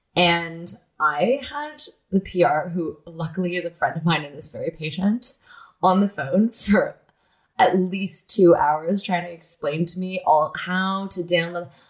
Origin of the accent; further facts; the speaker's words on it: Toronto, Ontario, Canada; I grew up in Toronto